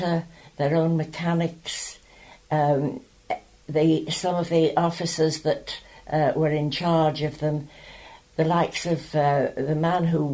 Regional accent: Douglas, Isle of Man; I was born in Falcon Cliff Hotel on the 2nd of June, 1923, in the middle of TT Week

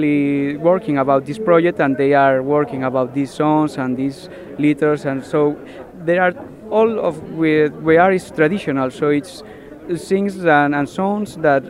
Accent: Galicia, Spain; We are from Galicia in Spain.

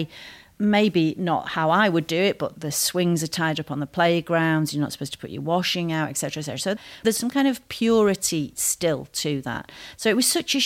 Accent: England, United Kingdom; moved away; also born or lived in Isle of Harris; my own background of being English, female, Catholic

